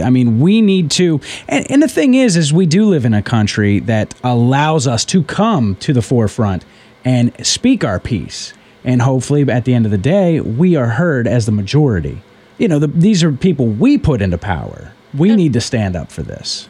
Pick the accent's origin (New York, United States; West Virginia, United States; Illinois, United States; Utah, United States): West Virginia, United States; I'm from West Virginia